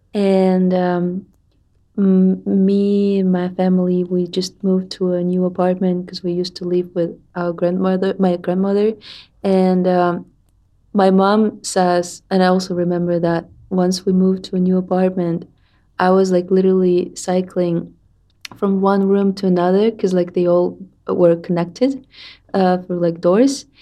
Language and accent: English; Tatarstan, Russia; I'm from Tatarstan